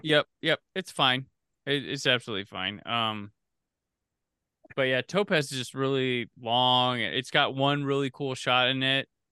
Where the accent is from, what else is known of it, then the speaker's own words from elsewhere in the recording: Midwest, United States; I grew up in the Midwest, probably different from California